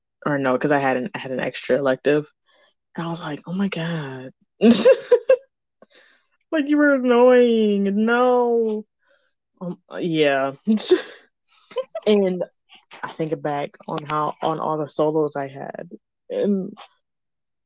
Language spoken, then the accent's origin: English; Michigan, United States; I'm from Michigan, and one of the biggest cities in Michigan, but it's not Lansing or Detroit